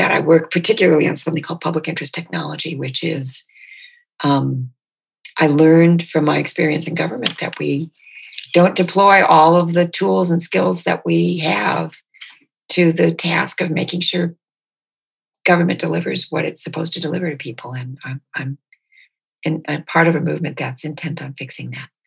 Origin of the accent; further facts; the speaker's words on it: Detroit, Michigan, United States; born there; It never occurred to me that I was born in Detroit. It never occurred to me that my family and I were anything but Americans with this Bolivian heritage.